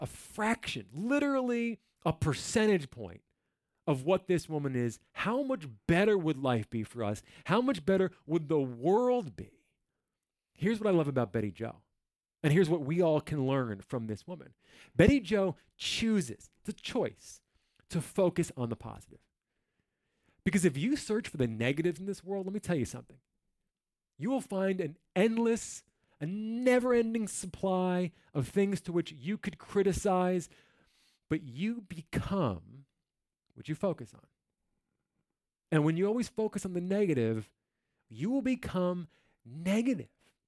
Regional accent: New Jersey, United States; I'm from New Jersey.

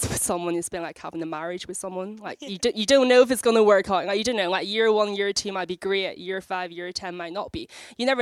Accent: Belfast, Northern Ireland, United Kingdom; moved away as an adult; also born or lived in China; now in London, United Kingdom; I was born in China, brought up in Belfast, and I've lived in London for over 8 years.

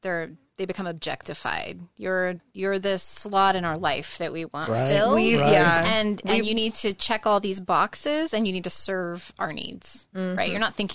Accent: Tennessee, United States; now in Utah, United States; No, I grew up in Tennessee.

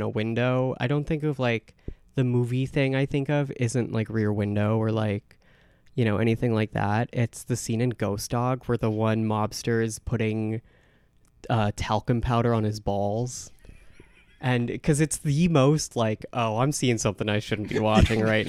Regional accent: Buffalo, New York, United States; I'm from Buffalo

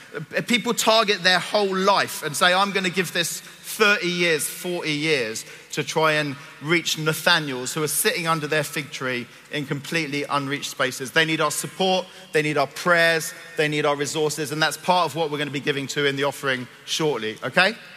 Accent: Cyprus; moved away; I'm from Cyprus. I was born and grew up in Cyprus.

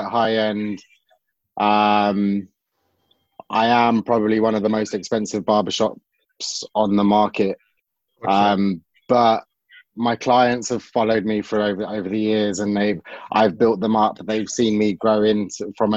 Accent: London, United Kingdom; I grew up in Southwest London

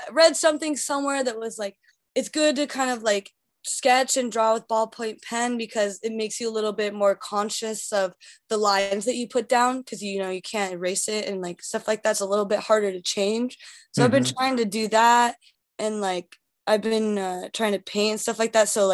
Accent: north of Seattle, Washington, United States; moved away as an adult; now in New York, United States; I'm from Seattle, actually. I grew up like 20 minutes north of Seattle

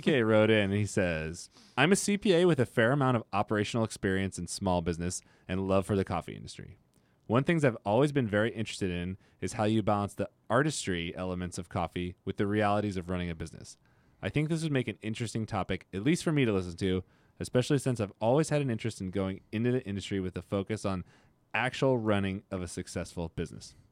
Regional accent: Modesto, California, United States; I'm from Modesto, small town.

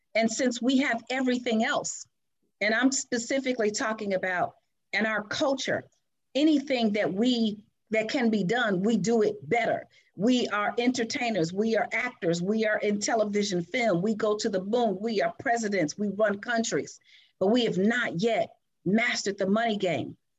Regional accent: Chicago, Illinois, United States; I was born and raised in Chicago.

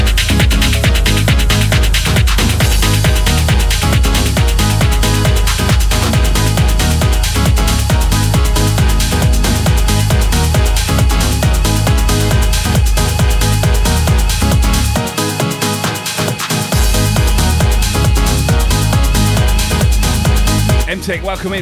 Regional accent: Southampton, South East England, United Kingdom; my hometown of Southampton, UK

